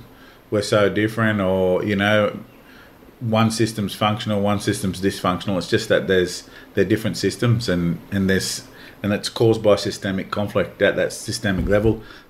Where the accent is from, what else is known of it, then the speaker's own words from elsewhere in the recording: Australia; For us as Aboriginal people growing up in Aboriginal communities and you know, big family groups and that too